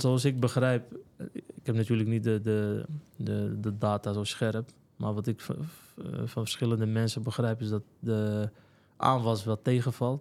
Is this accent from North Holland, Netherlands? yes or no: yes; Alkmaar, North Holland, Netherlands; also born or lived in Morocco; geboren en getogen in Alkmaar, Kaastad